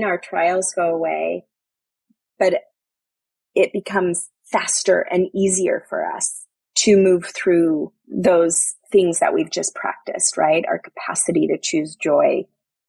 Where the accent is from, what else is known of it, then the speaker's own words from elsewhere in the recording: New York, United States; I'm a New Yorker.